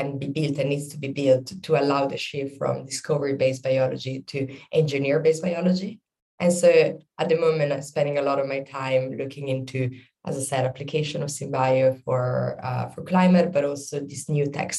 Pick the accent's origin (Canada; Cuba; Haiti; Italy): Italy; between Milan and Venice, northern Italy; moved away as an adult; now in London, United Kingdom; I'm originally from Italy, the north part of Italy between Milan and Venice.